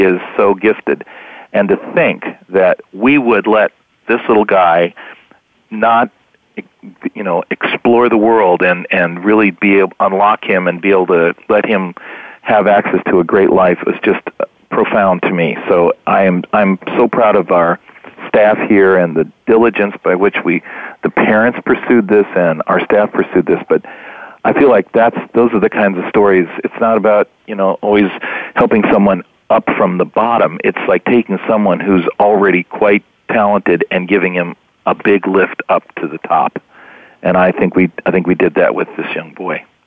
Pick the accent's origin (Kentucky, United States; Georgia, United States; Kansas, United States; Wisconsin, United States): Kansas, United States; moved away; also born or lived in Washington; I'm from Kansas, and he was my my representative and then my senator for many years